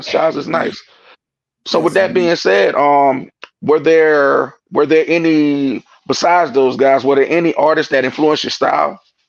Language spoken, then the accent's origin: English; New York, United States; So okay, so we're from New York, man.